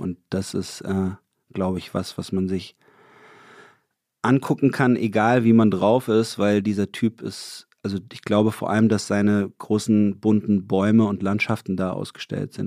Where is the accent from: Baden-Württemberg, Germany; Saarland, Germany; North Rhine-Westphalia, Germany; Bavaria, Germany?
Baden-Württemberg, Germany; Lörrach; moved away; da, wo ich herkomme, das ist ja wirklich genau an der Grenze zu Basel